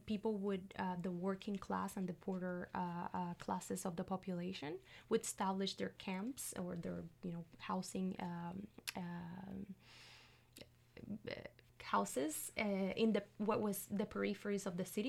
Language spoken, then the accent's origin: English; Puerto Rico; first language Spanish; English is a second language; moved away as an adult; also born or lived in Montreal, Canada / Kingston, Canada; now in Canada; I'm from Puerto Rico, in the Caribbean